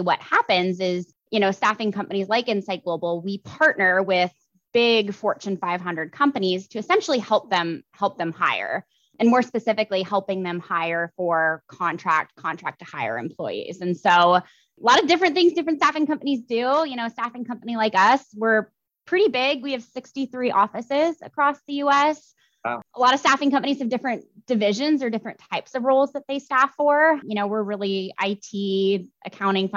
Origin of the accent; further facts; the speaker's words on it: Seattle, Washington, United States; I grew up in the Seattle area